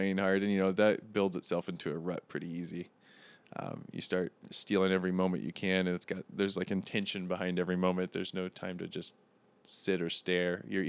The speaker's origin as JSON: {"language": "English", "town": "St. Louis", "region": "Missouri", "country": "United States", "said": "Originally, St. Louis is where I have most of my family, or what's left of it. We've all kind of scattered around."}